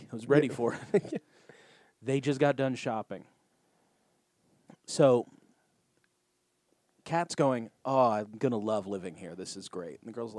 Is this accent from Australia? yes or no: yes; Australia; I can't be here. I'm from Australia. I'm not used to this much whipped cream in all of my food.